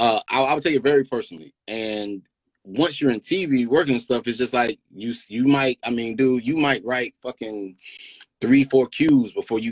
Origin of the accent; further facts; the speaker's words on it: Greensboro, North Carolina, United States; that's my hometown, Greensboro, North Carolina